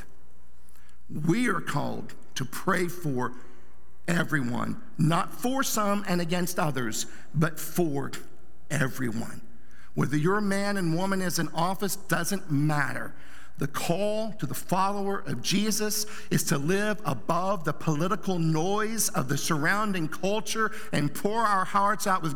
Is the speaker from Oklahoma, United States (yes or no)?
yes; Southern Oklahoma, United States; I grew up in Bible Belt, Southern Oklahoma.